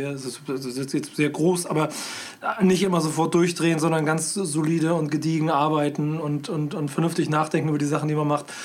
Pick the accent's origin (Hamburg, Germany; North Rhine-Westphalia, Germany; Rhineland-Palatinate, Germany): Hamburg, Germany; ich bin ja Hamburger